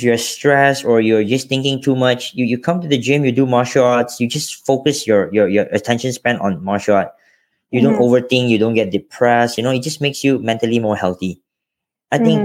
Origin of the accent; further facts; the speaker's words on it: Johor, Malaysia; also born or lived in Selangor; I was born in Selangor, but I grew up in Johor, and I finished my high school in Johor.